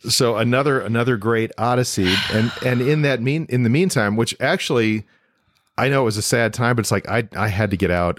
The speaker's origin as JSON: {"language": "English", "town": "Toledo", "region": "Ohio", "country": "United States", "tie": "born or raised there", "also_born_or_lived": "Demopolis, Alabama / Meridian, Mississippi / Cleveland, Ohio", "moved": "yes", "said": "I grew up in Toledo"}